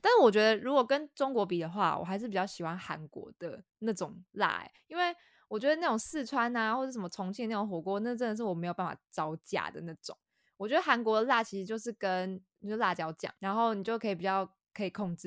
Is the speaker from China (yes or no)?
no; Taiwan; moved away as an adult; also born or lived in United Kingdom; 我是比较奇怪的台湾人